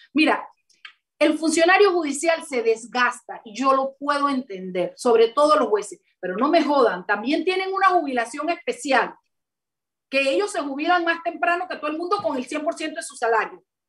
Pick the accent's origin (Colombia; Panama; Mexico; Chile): Panama; Chiriquí; los chiricanos nos quedamos por fuera, hermana, porque no somos panameños